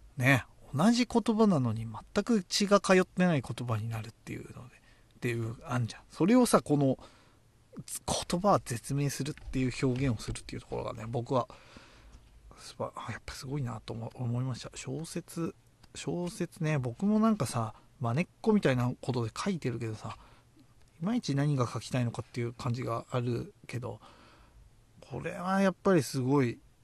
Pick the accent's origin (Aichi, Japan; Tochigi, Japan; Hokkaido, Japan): Tochigi, Japan; うちの地元もやっぱり でっけえゲーセンとかあって栃木なんだけど